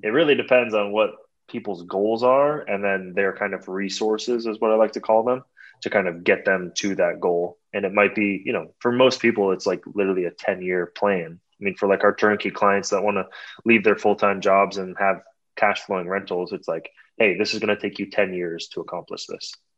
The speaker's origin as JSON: {"language": "English", "town": "San Francisco", "region": "California", "country": "United States", "tie": "born or raised there", "also_born_or_lived": "Toronto, Canada", "lives_now": "Los Angeles, United States", "said": "I grew up in San Francisco"}